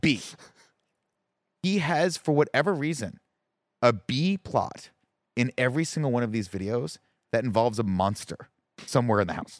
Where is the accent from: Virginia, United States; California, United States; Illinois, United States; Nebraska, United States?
California, United States; I'm a Californian